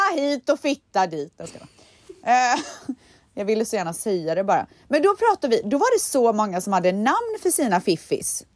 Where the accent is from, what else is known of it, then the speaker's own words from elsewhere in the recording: Sweden; jag är svensk